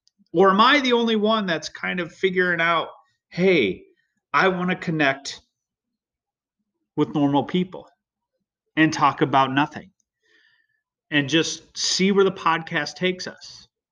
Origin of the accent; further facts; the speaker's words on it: California, United States; also born or lived in Midwest; I was born in Southern California. I kind of grew up in California / the Midwest.